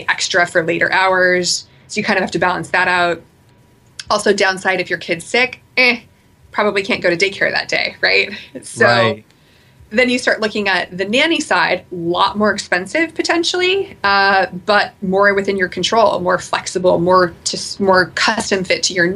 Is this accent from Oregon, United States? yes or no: yes; Portland, Oregon, United States; I'm from Portland, so I'm from the Pacific Northwest.